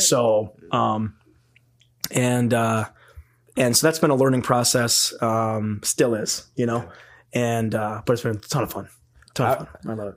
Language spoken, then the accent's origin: English; Lake Geneva, Wisconsin, United States; also born or lived in Burlington, Wisconsin; So I moved from Burlington to Lake Geneva. Burlington's like 15 minutes away from Lake Geneva